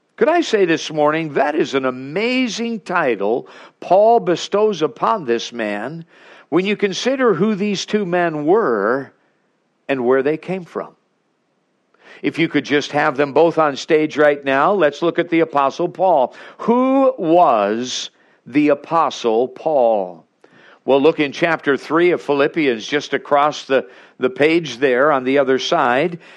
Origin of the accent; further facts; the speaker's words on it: Alaska, United States; We're from Alaska